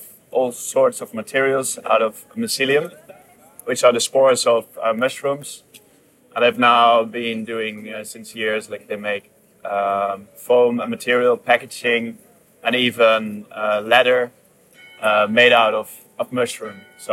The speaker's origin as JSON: {"language": "English", "country": "Netherlands", "moved": "yes", "lives_now": "Barcelona, Spain", "said": "I'm from the Netherlands and I live in Barcelona."}